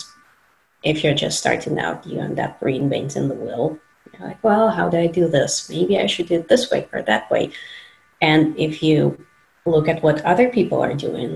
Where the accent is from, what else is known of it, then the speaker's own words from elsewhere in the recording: Moscow, Russia; moved away; I'm originally from Moscow, Russia